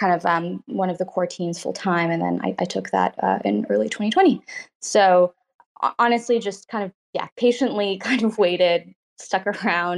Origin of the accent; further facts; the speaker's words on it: Toronto, Ontario, Canada; So I grew up in Canada, in Toronto. Well, born in Toronto, grew up nearby